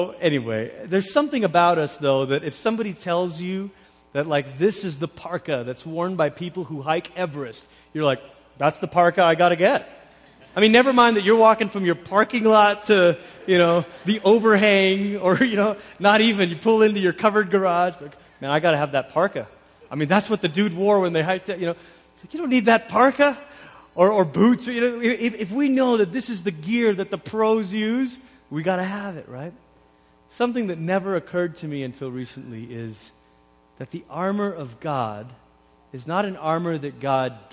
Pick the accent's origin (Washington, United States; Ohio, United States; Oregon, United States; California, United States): Oregon, United States; Portland; also born or lived in Malaysia; When I was 10, we moved from Malaysia to Portland, Oregon.